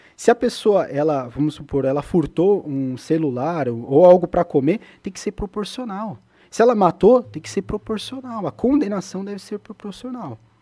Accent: São Paulo, Brazil; Eu nasci na Zona Leste de São Paulo

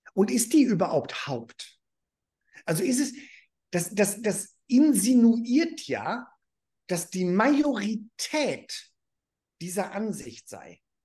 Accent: Germany; ich bin Deutscher. Und ich habe auch noch einen amerikanischen Pass.

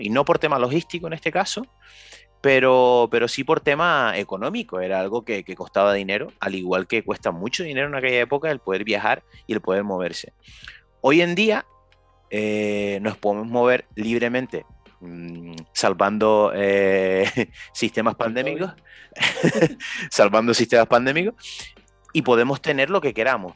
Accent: Canary Islands, Spain; nosotros somos de Canarias

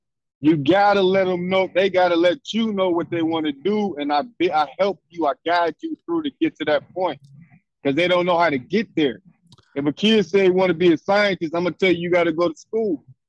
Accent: Cincinnati, Ohio, United States; I'm from downtown Cincinnati, born and raised, right?

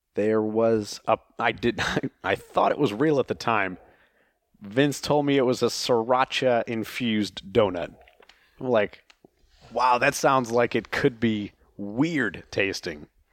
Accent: Oklahoma, United States; in, uh, Oklahoma, where I'm from

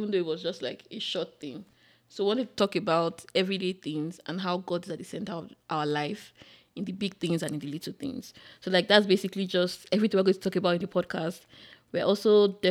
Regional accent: Benin City, Edo, Nigeria; moved away as an adult; also born or lived in Ibadan / Ekiti / Cross River State / Lagos; now in United States; I'm also Nigerian. I grew up in Nigeria. Sounds funny, but yeah, I grew up majorly in Benin, then I moved to Ibadan, then I moved to Lagos

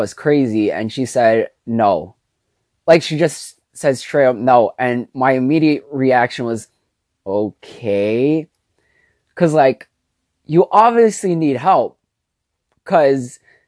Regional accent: New York City, New York, United States; also born or lived in Jersey City, New Jersey; I was born and raised in New York

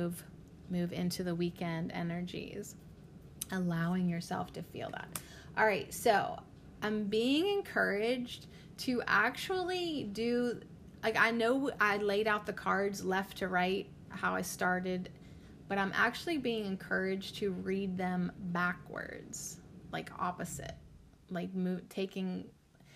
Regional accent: Western Pennsylvania, United States; I'm from Western Pennsylvania

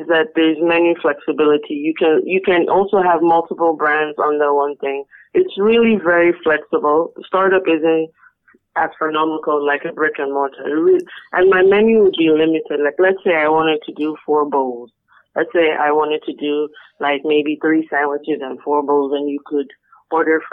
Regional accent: Nigeria; I spent some time outside, but I did grow up here. It's not like I'm a foreigner. I did grow up here.

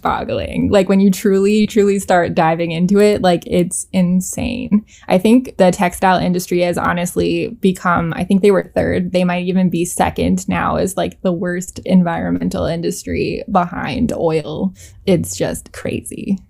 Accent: Canada; moved away as an adult; now in New York City, United States; I grew up in Canada

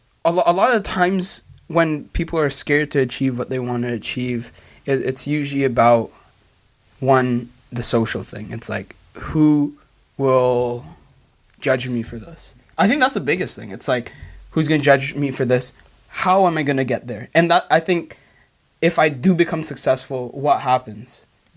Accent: Philippines; No, we're Filipino, by the way.

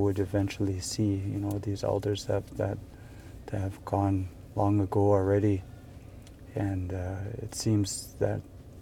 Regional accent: Wrigley, Northwest Territories, Canada; now in Yellowknife, Canada; I'm from the Pitsakin First Nations out in Wrigley, Northwest Territories.

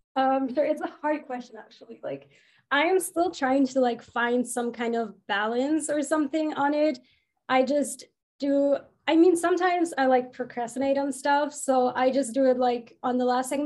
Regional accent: Germany; I'm from Germany.

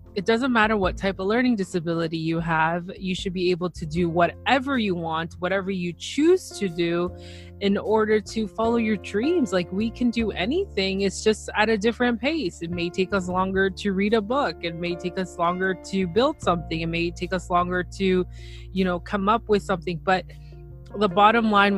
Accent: Toronto, Ontario, Canada; So I am from Toronto, Ontario, Canada.

